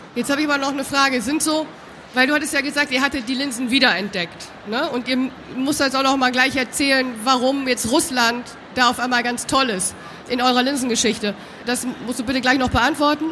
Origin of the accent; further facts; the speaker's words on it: Düsseldorf, North Rhine-Westphalia, Germany; Jetzt haben wir hier drei Rheinländer, müssen wir ganz ehrlich sagen. Wir kommen aus Düsseldorf